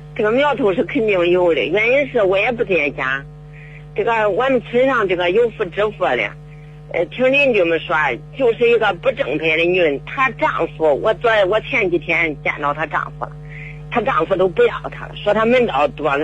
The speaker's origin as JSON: {"language": "Chinese", "town": "Zhengzhou", "region": "Henan", "country": "China", "said": "我家是郑州的，呃，我们是农民，那个农村人你知道的，不出门打工的，经济来源是不行"}